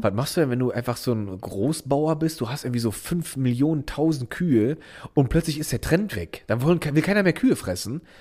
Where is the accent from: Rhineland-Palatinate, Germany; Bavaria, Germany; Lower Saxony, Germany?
Rhineland-Palatinate, Germany; Miesenheim; im Dorf Miesenheim, wo ich aufgewachsen bin